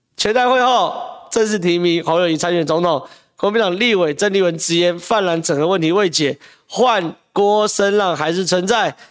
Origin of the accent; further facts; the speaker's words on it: Taiwan; 我们台湾人